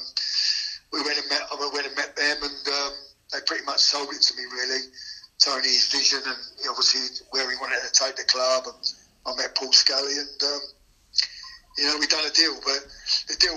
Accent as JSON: {"language": "English", "town": "Gravesend", "region": "South East England", "country": "United Kingdom", "said": "I come from Kent, you know, I was a Gravesend lad, and, you know, it was on my doorstep."}